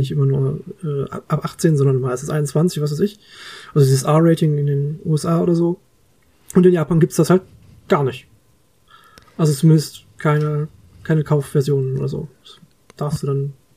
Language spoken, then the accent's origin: German; Germany; bei uns in Deutschland